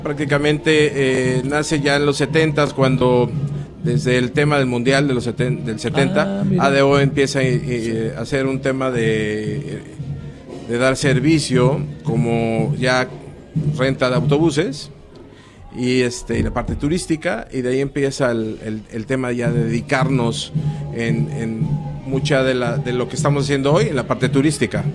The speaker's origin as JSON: {"language": "Spanish", "town": "Xalapa", "region": "Veracruz", "country": "Mexico", "said": "Yo soy de Jalapa, Veracruz"}